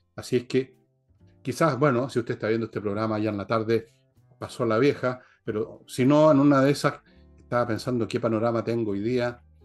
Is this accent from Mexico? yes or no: no; Chile; yo no soy francés, yo soy chileno. O sea, si tengo una patria es Chile, no es Francia